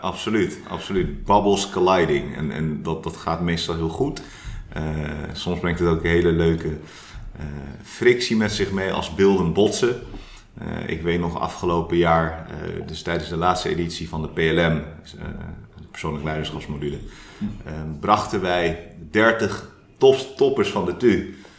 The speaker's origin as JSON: {"language": "Dutch", "town": "Delft", "region": "South Holland", "country": "Netherlands", "tie": "born or raised there", "said": "Ik ben een Delftenaar en een Delftenaar. Mooi. Eh, ik ben geboren en getogen in Delft."}